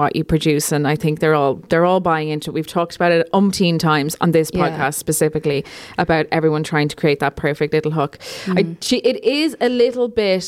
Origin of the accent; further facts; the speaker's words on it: Ireland; as an Irish person